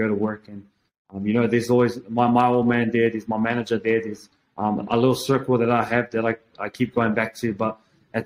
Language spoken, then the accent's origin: English; Auckland, New Zealand; I grew up in Auckland